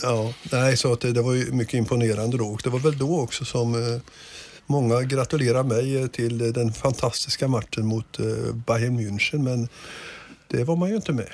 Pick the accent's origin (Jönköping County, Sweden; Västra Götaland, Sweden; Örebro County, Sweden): Örebro County, Sweden; Degerfors; moved away; also born or lived in Gothenburg; Jag är själv, själv uppväxt i Degerfors